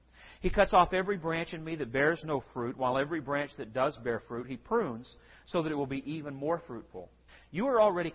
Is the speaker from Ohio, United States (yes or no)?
no; San Angelo, Texas, United States; I grew up in San Angelo